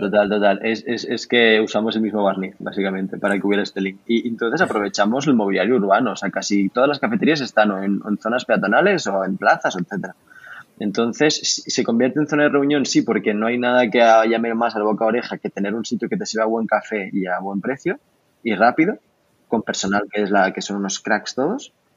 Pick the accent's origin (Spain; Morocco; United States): Spain; Barcelona, Catalonia; also born or lived in Paris; yo, que soy de Barcelona